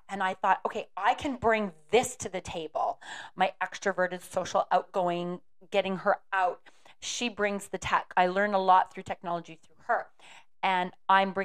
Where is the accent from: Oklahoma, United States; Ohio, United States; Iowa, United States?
Iowa, United States; Aurelia; moved away; I showed her my hometown